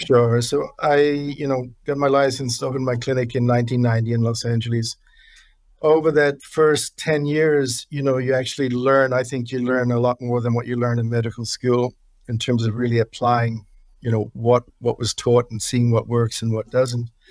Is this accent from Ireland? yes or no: no; New Zealand; moved away as an adult; now in United States; growing up in New Zealand